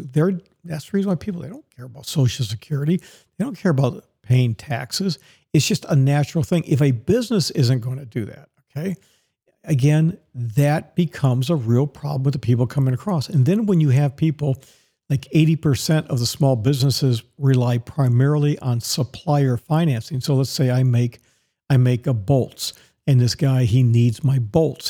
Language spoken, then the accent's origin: English; Dallas, Texas, United States; moved away; also born or lived in Tampa, Florida; My hometown is Dallas, Texas